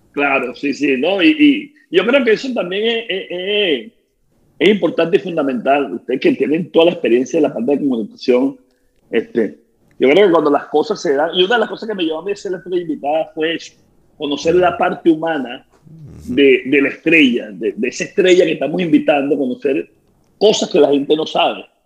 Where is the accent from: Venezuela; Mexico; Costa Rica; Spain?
Venezuela; moved away as an adult; now in Tampa, United States